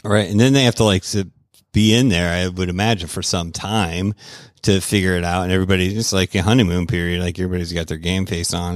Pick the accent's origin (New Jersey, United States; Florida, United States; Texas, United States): Florida, United States; I'm from Florida